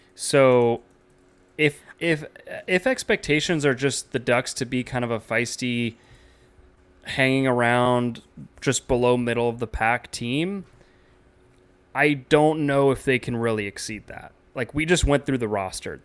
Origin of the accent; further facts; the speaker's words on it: United States; as an American basketball fan